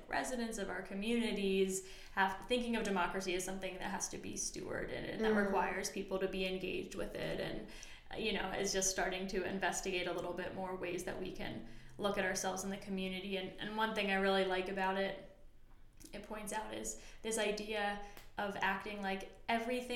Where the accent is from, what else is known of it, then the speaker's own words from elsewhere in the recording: New Jersey, United States; moved away as an adult; now in Austin, United States; I'm originally from New Jersey. I grew up in South Jersey outside of Philadelphia, and lived there most of my life before moving here to Austin